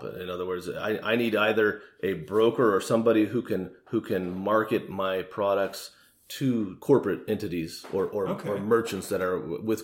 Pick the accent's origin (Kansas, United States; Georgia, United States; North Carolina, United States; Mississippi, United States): Kansas, United States; Shawnee; I grew up in Shawnee, right here in Johnson County.